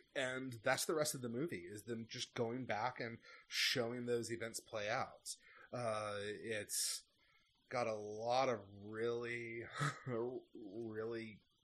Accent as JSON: {"language": "English", "country": "United States", "said": "as an American"}